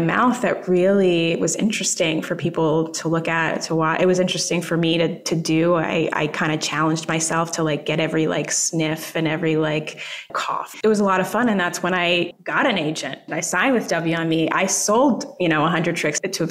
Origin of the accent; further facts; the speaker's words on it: United States; also born or lived in Jamaica; I'm American.